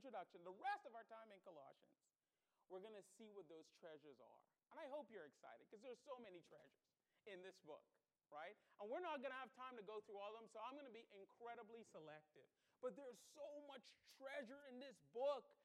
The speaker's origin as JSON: {"language": "English", "country": "Bahamas", "tie": "born or raised there", "moved": "yes", "lives_now": "United States", "said": "I was born in the Bahamas, and I became an American citizen."}